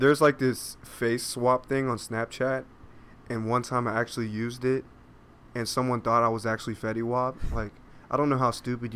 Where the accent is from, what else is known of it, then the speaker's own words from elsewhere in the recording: Huntington, West Virginia, United States; also born or lived in Ohio; I'm from Huntington, so I'm a big Marshall Thundering Herd fan